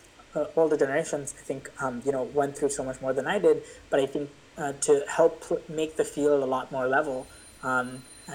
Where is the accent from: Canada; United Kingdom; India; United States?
India; moved away; my hometown, my house in India